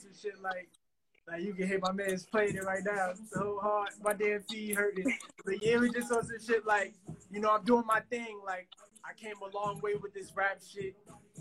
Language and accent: English; Newark, New Jersey, United States; I'm from Newark, New Jersey. Southward of Newark, New Jersey.